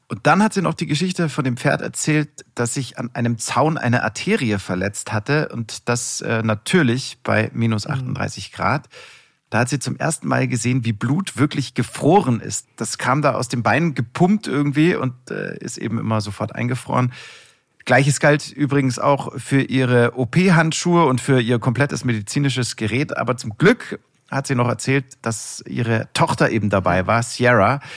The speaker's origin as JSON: {"language": "German", "town": "Munich", "region": "Bavaria", "country": "Germany", "said": "ich komme aus München"}